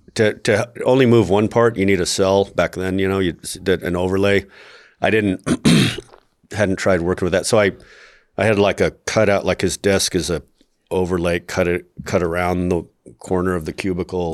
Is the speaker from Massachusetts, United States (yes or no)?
no; Albuquerque, New Mexico, United States; different people that I knew growing up in Albuquerque